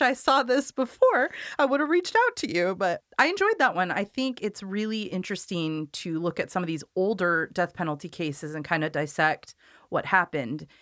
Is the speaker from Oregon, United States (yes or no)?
yes; Corvallis, Oregon, United States; I grew up in Corvallis, so my family knows her